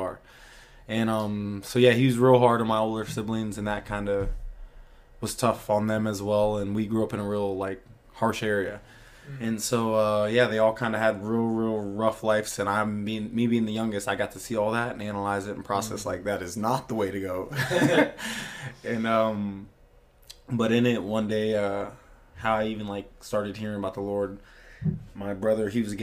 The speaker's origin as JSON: {"language": "English", "region": "Virginia", "country": "United States", "tie": "born or raised there", "said": "I grew up in Virginia"}